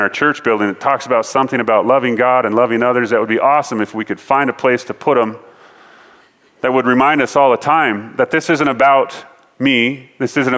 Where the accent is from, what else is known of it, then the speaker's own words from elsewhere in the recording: Ellensburg, Washington, United States; moved away as an adult; now in Colorado, United States; In Ellensburg, where we're from, you get to choose between two types of weather